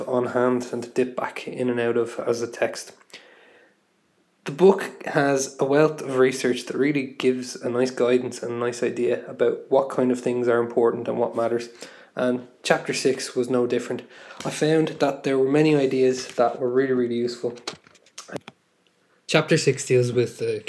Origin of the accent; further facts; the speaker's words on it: Dublin, Leinster, Ireland; also born or lived in West London; I'm an English and History secondary school teacher from North Dublin and the Republic of Ireland.